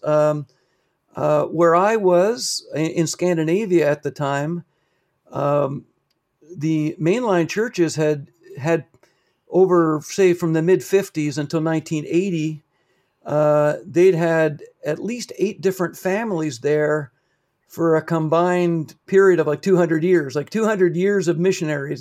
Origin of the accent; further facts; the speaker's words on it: Canada; also born or lived in Papua New Guinea; I took that back home with me to Canada